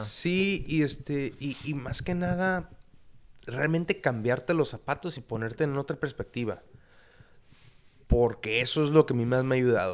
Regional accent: Tijuana, Baja California, Mexico; also born or lived in United States / La Paz; toda mi vida he vivido aquí, en Tijuana, ha sido mi casa

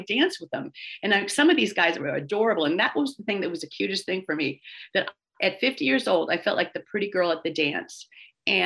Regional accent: San Francisco, California, United States; I grew up in San Francisco

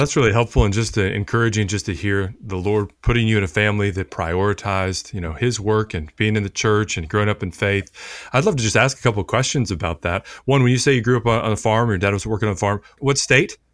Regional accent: Richmond, Virginia, United States; growing up in Richmond, Virginia

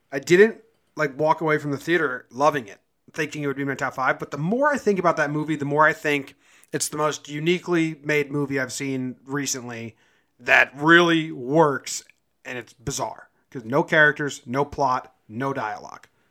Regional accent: an hour and a half from San Francisco, California, United States; where I'm from, I'd just say San Francisco and I live an hour and a half away

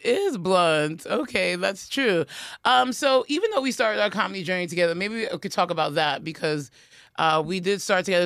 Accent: New York City, New York, United States; Priya's from Queens, like me

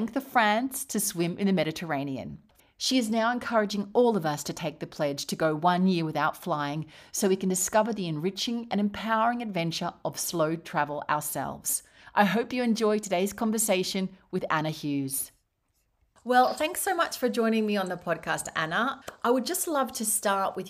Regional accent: Australia; now in Spain; I live in Spain and my home country is Australia

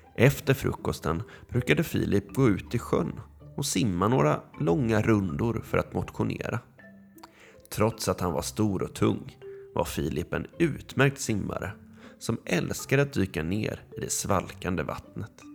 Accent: Gothenburg, Västra Götaland, Sweden; jag är tio och jag kommer från Göteborg

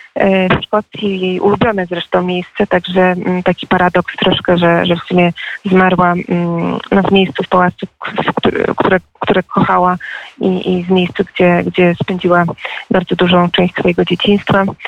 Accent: United Kingdom; jestem w sumie brytyjką

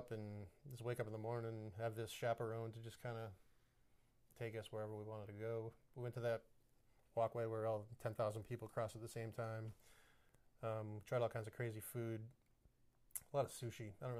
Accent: United States; Being an American

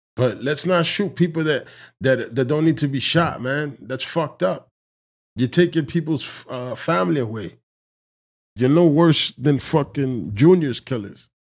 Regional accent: Dominican Republic; I consider myself Dominican of African descent

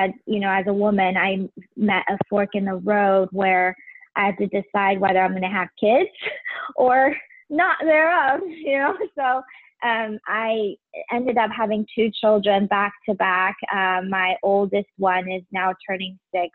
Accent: Taiwan; now in Cincinnati, United States; I'm originally from Taiwan.

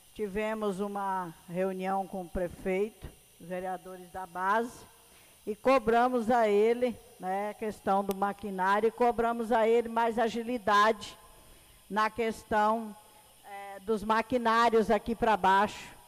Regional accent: Rio Grande do Sul, Brazil; now in Medicilândia, Brazil; eu e a vereadora Elaine, né, somos gaúcha com muito orgulho

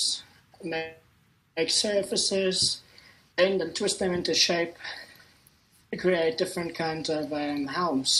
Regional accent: Cape Town, Western Cape, South Africa; I'm from Cape Town

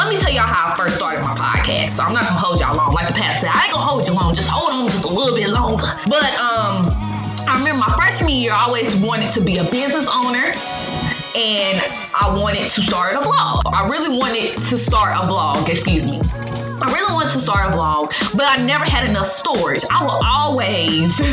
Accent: Greensboro, North Carolina, United States; I am from Greensboro, North Carolina

